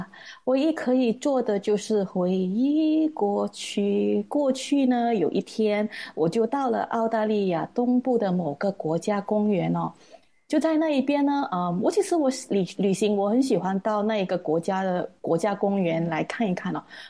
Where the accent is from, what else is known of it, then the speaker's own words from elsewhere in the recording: Malaysia; 说我是来自马来西亚